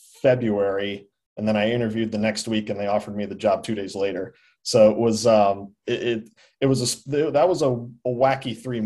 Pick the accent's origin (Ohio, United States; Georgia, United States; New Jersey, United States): New Jersey, United States; moved away as an adult; now in North Carolina, United States; Growing up in New Jersey